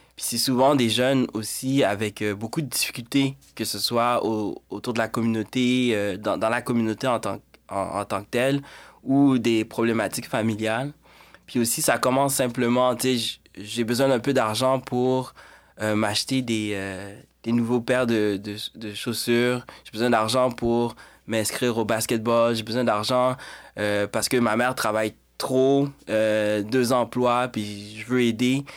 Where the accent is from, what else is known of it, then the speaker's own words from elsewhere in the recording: Montreal, Quebec, Canada; also born or lived in Haiti; en Haïti, grandi à Montréal